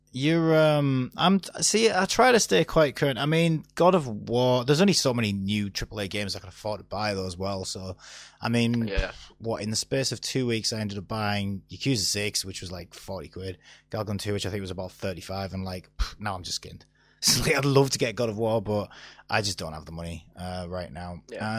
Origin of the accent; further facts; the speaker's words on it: Stockton-on-Tees, North East England, United Kingdom; I'm from Stockton